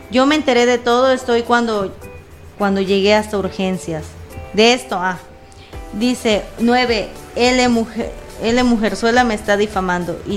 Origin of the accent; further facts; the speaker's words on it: Cozumel, Quintana Roo, Mexico; soy, primero me, me, quisiera informar, soy de Quintana Roo, isla de Cozumel